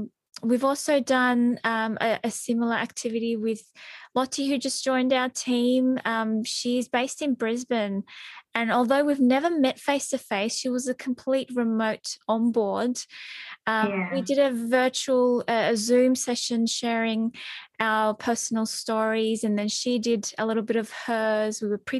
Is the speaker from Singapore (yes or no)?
no; Turkey; People often go, oh, you don't look Turkish.